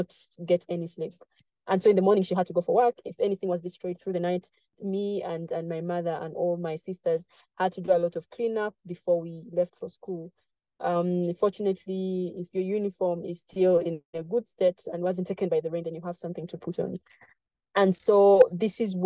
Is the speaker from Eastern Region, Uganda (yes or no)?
yes; Jinja, Eastern Region, Uganda; this is where I grew up in Jinja, Uganda